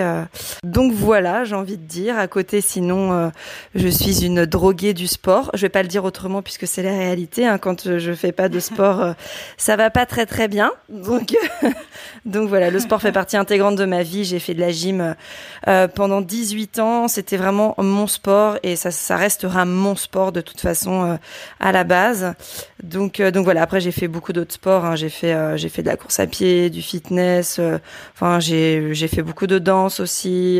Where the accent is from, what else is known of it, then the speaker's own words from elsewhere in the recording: Brittany, France; also born or lived in Rennes / Les Sables-d'Olonne; now in Nantes, France; je suis bretonne